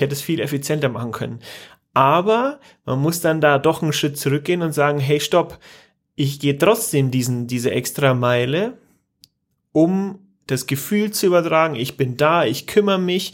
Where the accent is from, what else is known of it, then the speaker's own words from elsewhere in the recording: Germany; bei uns in Deutschland